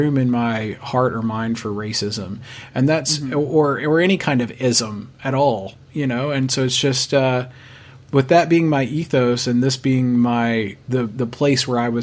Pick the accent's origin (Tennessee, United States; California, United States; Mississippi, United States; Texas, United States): Tennessee, United States; Clarksville; My hometown, Clarksville, Tennessee, is a military town.